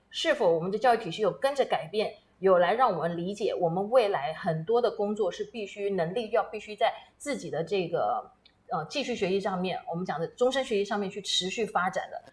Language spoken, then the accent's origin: Chinese; Taiwan; also born or lived in United States; 我本身就被困在美国大半年，同时呢，飞回到我们台湾来